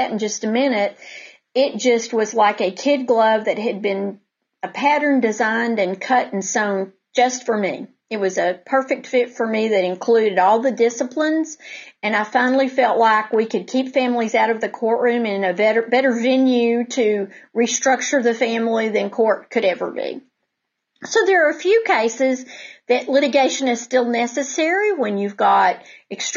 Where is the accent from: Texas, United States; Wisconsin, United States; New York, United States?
Texas, United States; Denton; I grew up in Denton